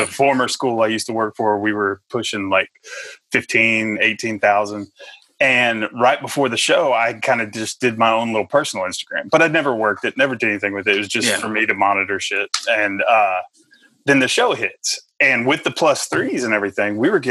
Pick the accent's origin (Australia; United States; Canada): United States; Texas; accent: country; now in Tennessee, United States; You hear the little country accent. I'm originally from Texas. I've lived most of my life in Tennessee.